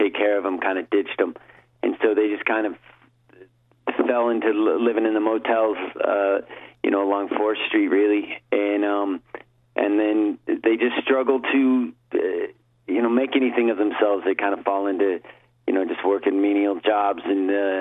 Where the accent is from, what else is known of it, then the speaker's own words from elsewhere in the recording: Reno, Nevada, United States; moved away as an adult; now in Portland, United States; I was born in Reno, and I lived there pretty much till I was 26, and then I moved out to Portland, Oregon to get in a band.